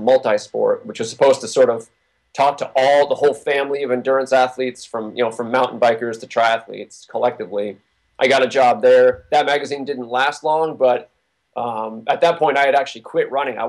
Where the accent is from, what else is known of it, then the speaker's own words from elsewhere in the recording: New Hampshire, United States; I grew up in New Hampshire